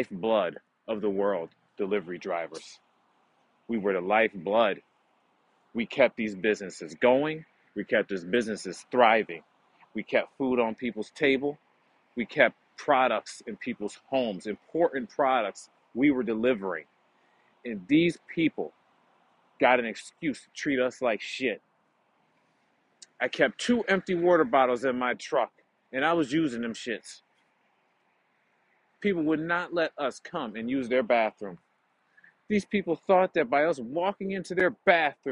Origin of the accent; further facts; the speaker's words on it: United States; now in Canada; I am an American citizen.